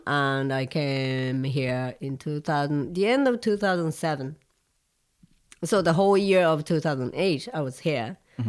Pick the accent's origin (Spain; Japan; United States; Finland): Japan; Tokyo; English is a second language; Tokyo, Japan. And I was in Japan at the time, and I was looking for a fiddle teacher.